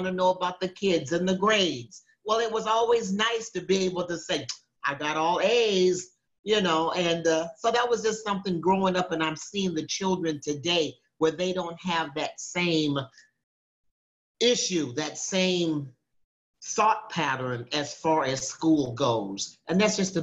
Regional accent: Minneapolis, Minnesota, United States; I was raised in Minneapolis, Minnesota

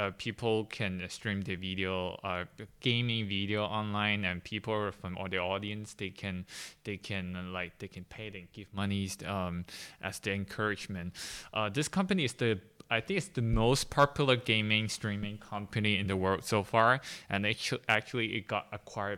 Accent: Hong Kong; I'm from Hong Kong.

